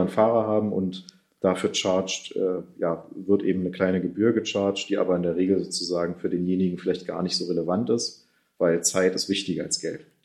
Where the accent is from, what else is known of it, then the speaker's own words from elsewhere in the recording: Germany; wir denn auch als Deutsche